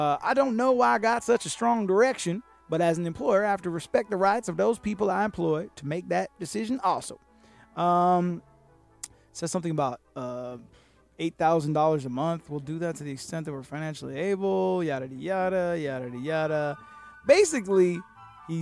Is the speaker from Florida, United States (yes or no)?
yes; Miami, Florida, United States; also born or lived in Broward County, Florida / United Kingdom / South Africa; I am British, South African, raised in Miami